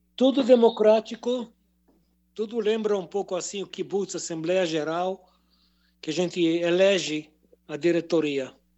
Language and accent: Portuguese; a kibbutz near the Gaza Strip, Southern District, Israel; now in Jerusalem, Israel; sou de origem de um kibbutz perto da faixa de Gaza, kibbutz de brasileiros